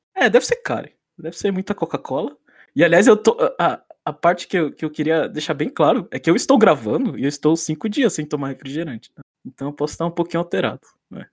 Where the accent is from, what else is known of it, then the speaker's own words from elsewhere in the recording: São Paulo, Brazil; now in Nagano, Japan; tô morando em Nagano, no Japão, mas eu sou de São Paulo